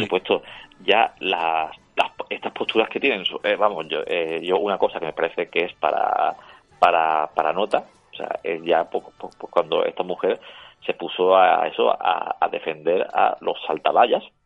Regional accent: Spain; como español

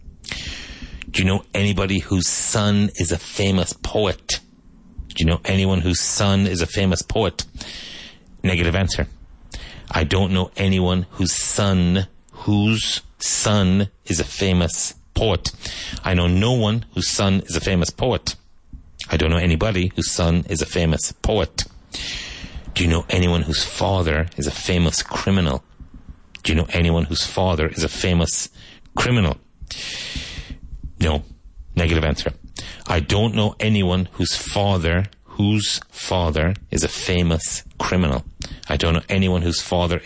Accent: Ireland; now in Spain; But growing up in Ireland

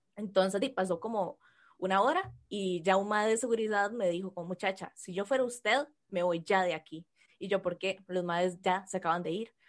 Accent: Costa Rica; accent: Costa Rican R; en modo normal yo arrastro la R como cualquier tico

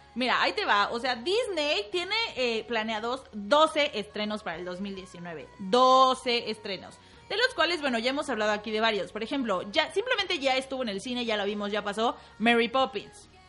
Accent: Mexico; como mexicanos

